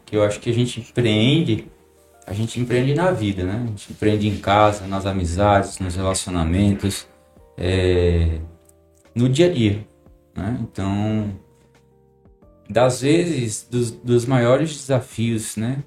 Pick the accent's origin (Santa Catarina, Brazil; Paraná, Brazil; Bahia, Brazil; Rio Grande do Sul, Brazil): Paraná, Brazil; now in Maceió, Brazil; Sou do Paraná. Já moro aqui em Maceió já tem muitos anos